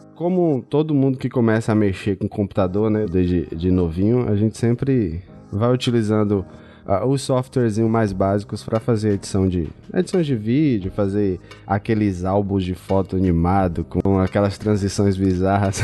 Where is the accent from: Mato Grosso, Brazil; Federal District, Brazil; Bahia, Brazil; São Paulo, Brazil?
Bahia, Brazil; Feira de Santana; Eu sou de Feira de Santana, no interior da Bahia. Moro aqui no interiorzão da Bahia